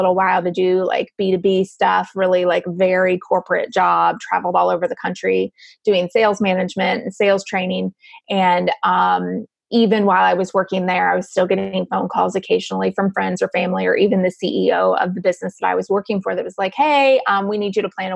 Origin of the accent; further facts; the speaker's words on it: Gainesville, Florida, United States; moved away as an adult; now in St. Augustine, United States; I was born and raised in Gainesville, which is not very far away